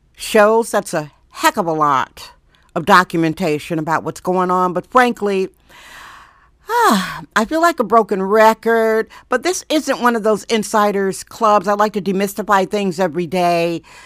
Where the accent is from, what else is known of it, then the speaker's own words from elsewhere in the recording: Wisconsin, United States; moved away as an adult; now in San Francisco, United States; I'm from Wisconsin.